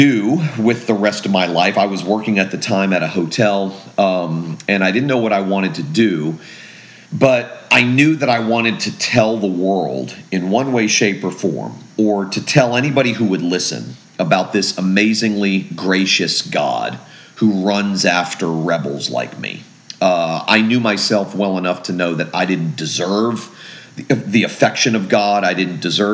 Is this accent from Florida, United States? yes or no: yes; Fort Lauderdale, Florida, United States; also born or lived in Jacksonville, Florida; I grew up in Fort Lauderdale, Florida, born in Jacksonville, grew up in Fort Lauderdale.